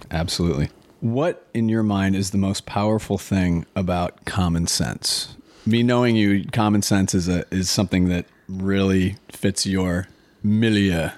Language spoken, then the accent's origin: English; Minnesota, United States; being a native Minnesotan myself